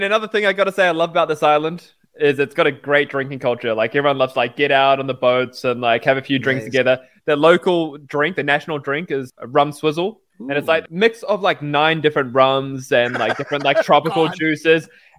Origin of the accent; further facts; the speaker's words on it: New Zealand; also born or lived in Australia; And I grew up in New Zealand and Australia, right?